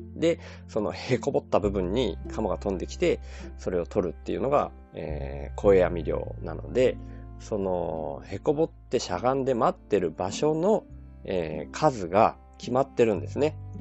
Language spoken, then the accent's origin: Japanese; Kobayashi, Miyazaki, Japan; accent: Miyazaki dialect (Nojiri dialect); moved away as an adult; also born or lived in Ibaraki; 僕はあの現在は小林市に吸収された、えー、野尻町っていう町に、の生まれ育ちなんですよだから野尻弁っていうことになるんですね